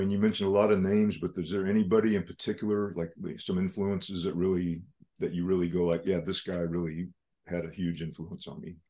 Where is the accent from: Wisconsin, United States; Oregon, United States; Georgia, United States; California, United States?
Georgia, United States; Atlanta area; I was living near Atlanta. That's my hometown area